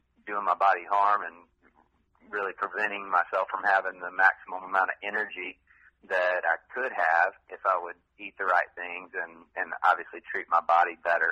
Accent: Vidor, Texas, United States; moved away as an adult; also born or lived in Tennessee / South Florida / Dallas, Texas; now in Austin, United States; Vidor is where I grew up.

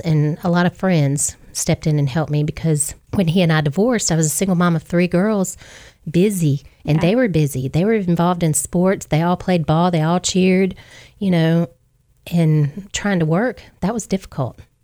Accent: Hampton, Virginia, United States; moved away as an adult; also born or lived in Geneva, Alabama; now in Wiregrass, Alabama, United States; I'm originally from Hampton, Virginia, but I've been down here in the Wiregrass area now for 29 years

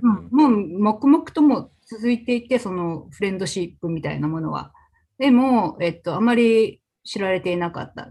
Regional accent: Fukaya, Saitama, Japan; now in Portland, United States; 私は埼玉県の深谷市というところで生ま生まれ育ちなんですけれども

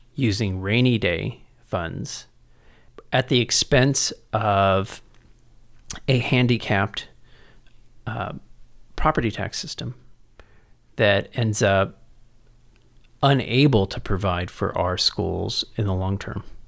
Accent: San Antonio, Texas, United States; also born or lived in College Station / San Francisco; I was born and raised here in San Antonio

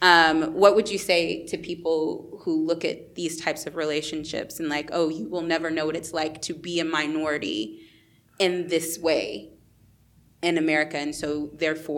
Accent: Texas, United States; also born or lived in Colombia

